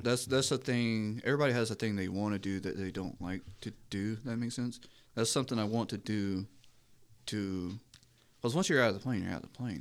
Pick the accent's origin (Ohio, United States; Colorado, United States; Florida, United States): Florida, United States; Kerber; moved away; we're just going to my hometown.